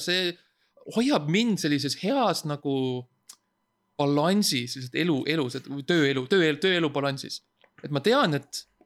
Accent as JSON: {"language": "Estonian", "country": "Estonia", "said": "ma olen eestlane"}